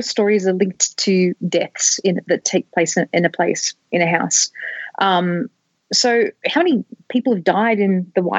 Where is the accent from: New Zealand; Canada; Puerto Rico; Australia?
Australia; as an Australian